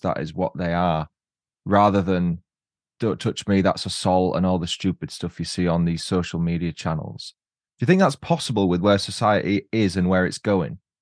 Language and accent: English; Huddersfield, Yorkshire and the Humber, United Kingdom; my hometown, Huddersfield